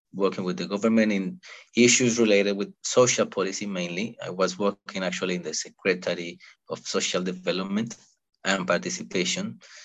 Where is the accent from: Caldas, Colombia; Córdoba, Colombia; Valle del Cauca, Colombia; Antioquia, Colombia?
Valle del Cauca, Colombia; Cali; moved away as an adult; now in London, United Kingdom; I'm from a city called Cali, which is which has like two and a half million people, and is in the southwest of Colombia